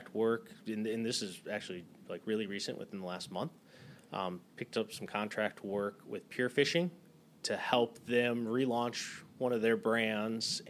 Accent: Michigan, United States; moved away as an adult; also born or lived in Arizona; now in San Diego, United States; So born and raised in Michigan. Grew up like on the lakes there, literally grew up on one of the inland lakes

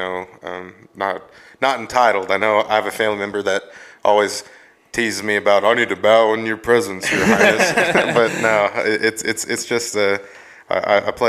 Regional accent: Luther, Oklahoma, United States; I'm from Luther, Oklahoma. That's where I was raised.

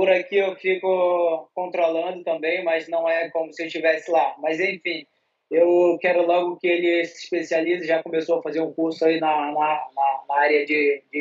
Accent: Belém, Pará, Brazil; now in São Paulo, Brazil; Eu venho lá de Belém do Pará, o churrascão rola solto lá.

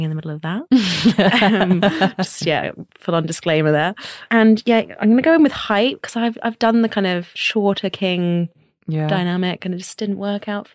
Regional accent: London, United Kingdom; I live in East London, anywhere within the M25. So I'm from Northwest London.

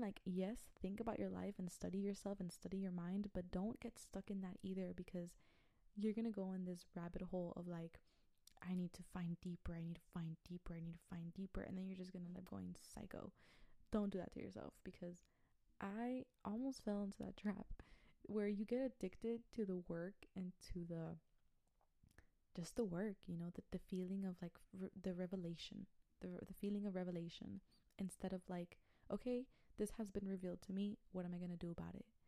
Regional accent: Brownsville, Texas, United States; I'm from Brownsville, Texas

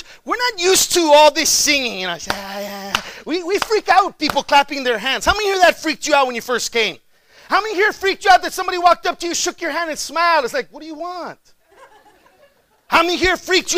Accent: McAllen, Texas, United States; moved away as an adult; also born or lived in Chicago, Illinois; I'm originally from McAllen, Texas. It's about another 3.5 hours south of here.

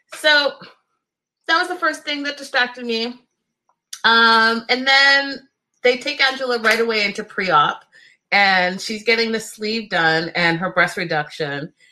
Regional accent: Canada; I can understand it and French because I'm Canadian

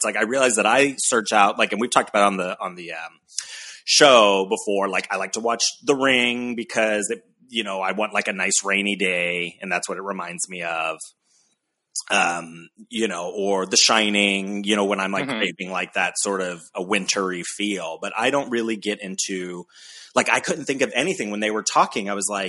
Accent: Ohio, United States; now in San Diego, United States; we live in San Diego. It kind of feels summery all the time. You know, but even growing up in Ohio

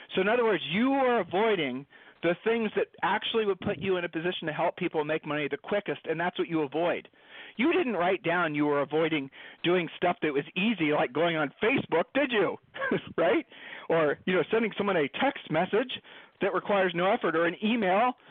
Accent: Columbus, Ohio, United States; Julie and I were growing up in Columbus, Ohio

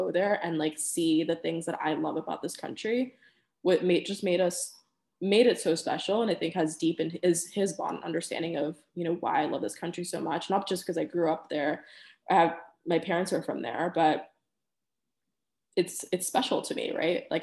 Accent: Peru; I I'm Peruvian American, I haven't always lived there

